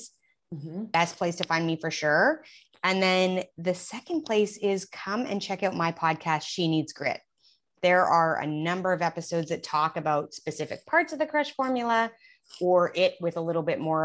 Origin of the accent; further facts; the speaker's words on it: Alberta, Canada; accent: Canadian; moved away as an adult; now in Houston, United States; I am from Canada. So I'm Canadian down here in the heat of Texas. We've been here 8 years.